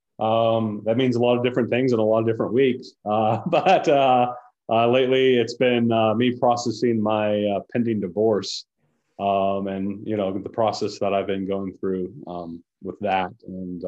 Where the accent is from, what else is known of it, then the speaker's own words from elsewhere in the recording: Charlotte, North Carolina, United States; I grew up in the Charlotte area